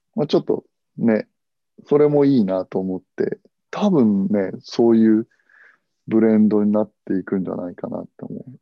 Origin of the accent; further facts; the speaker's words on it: Hiroshima, Japan; 同じ広島人